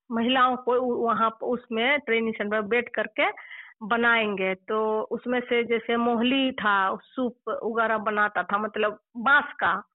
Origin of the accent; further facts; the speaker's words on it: Bandarpani village, Dumka district, Jharkhand, India; also born or lived in Jhili (maternal home); मेरा गांव जो है बंदर पानी है और पोस्ट कोल्हा थाना काठीकुन जिला दुमका झारखंड से रहने वाली हूँ